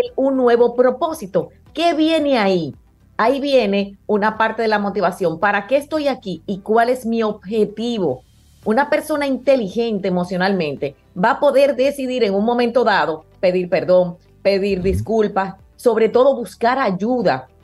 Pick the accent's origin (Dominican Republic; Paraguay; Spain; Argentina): Dominican Republic; nosotros que somos los dominicanos